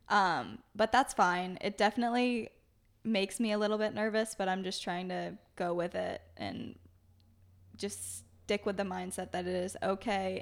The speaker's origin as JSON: {"language": "English", "region": "Maine", "country": "United States", "moved": "yes", "lives_now": "Beverly, United States", "said": "I'm originally from Maine"}